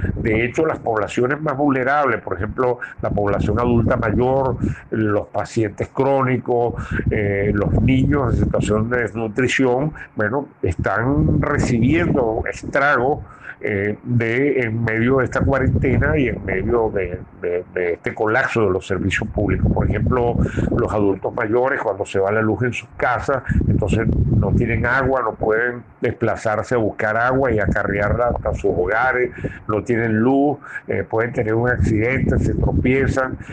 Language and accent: Spanish; Venezuela